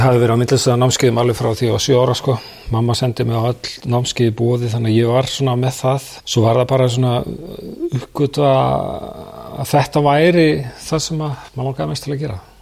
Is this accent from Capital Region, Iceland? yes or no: yes; Reykjavík, Capital Region, Iceland; also born or lived in New York, United States; Ég ólst upp í háaleitinu.